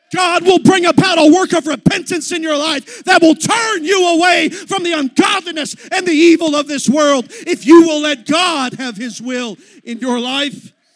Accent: Texas, United States; I'm from Texas

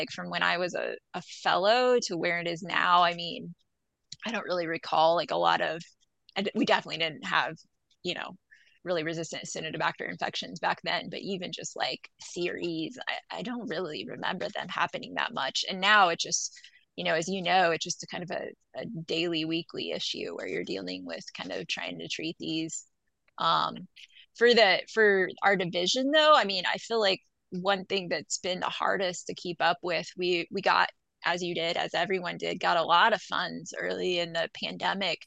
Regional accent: Colby, Kansas, United States; I'm from Western Kansas, Northwest Kansas, from Colby

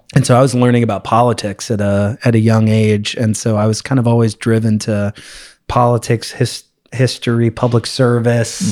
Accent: Los Angeles, California, United States; also born or lived in Manhattan, New York / Boston; now in San Francisco, United States; I mainly grew up in Los Angeles, but from New York originally

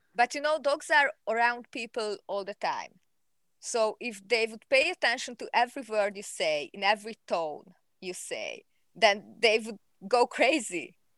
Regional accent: Hungary; I'm from Hungary.

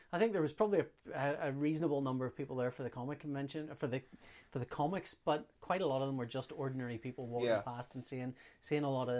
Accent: Belfast, Northern Ireland, United Kingdom; coming from Belfast, there's this stupid notion that. I'm from Belfast.

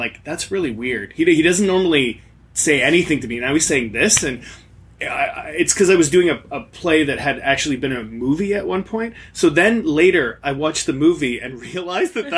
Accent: Niagara Falls, Ontario, Canada; I grew up in Niagara Falls, which had like no theater infrastructure.

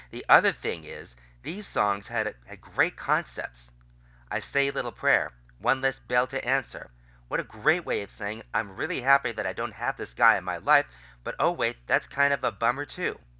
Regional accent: Los Angeles, California, United States; These are the songs I grew up with. I grew up in LA in the Valley when Top 40 radio was really Top 40.

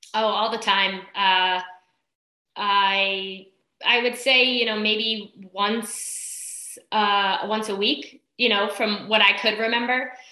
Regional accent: East Islip, New York, United States; moved away as an adult; also born or lived in Brentwood, New York; now in Cortlandt Manor, United States; originally grew up in East Islip

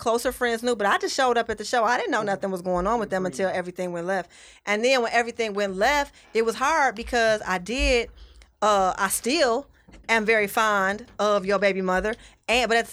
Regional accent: Detroit, Michigan, United States; I was between Wyoming and Myers, and we ate the KFC on Plymouth and Myers damn near every day.

